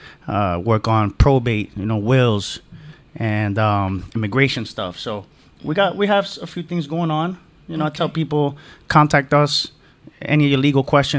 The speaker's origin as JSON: {"language": "English", "town": "New York City", "region": "New York", "country": "United States", "tie": "born or raised there", "moved": "as an adult", "lives_now": "Miami, United States", "said": "I was born and raised in the Bronx, New York"}